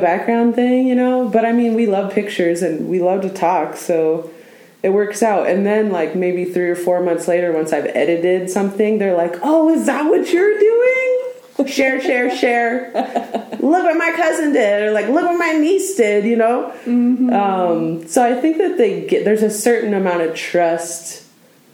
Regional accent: Oregon, United States; I was born in Oregon, where we are right now.

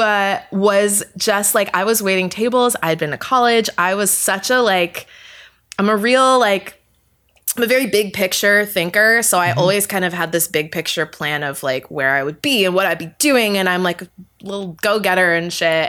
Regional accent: Vista, California, United States; moved away as an adult; also born or lived in Toronto / New York; now in Los Angeles, United States; I grew up in San Diego, well, technically North County, San Diego. So it's like the suburbs, sort of Vista to be exact

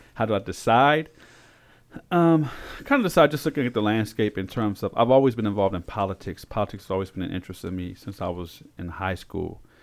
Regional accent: Frederick, Maryland, United States; also born or lived in Augusta, Georgia / Korea; I was born in Frederick, Maryland.

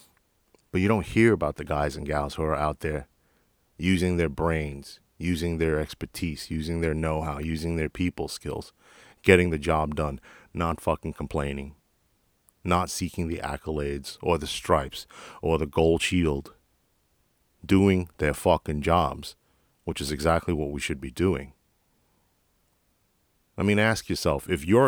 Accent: New York City, New York, United States; moved away as an adult; now in Texas, United States; I'm originally from Jackson Heights, Queens. I actually was an auxiliary cop for the NYPD in my home command, the 115, for 3 years before I moved

